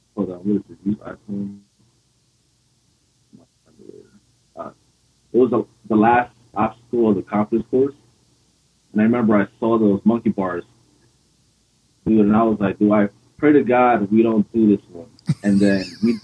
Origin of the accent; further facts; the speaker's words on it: Paterson, New Jersey, United States; moved away as an adult; Originally from Paterson, New Jersey